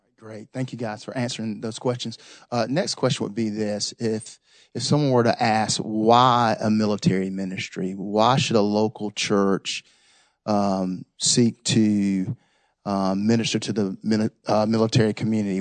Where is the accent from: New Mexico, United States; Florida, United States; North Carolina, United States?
North Carolina, United States; Raleigh; I'm born and raised in Raleigh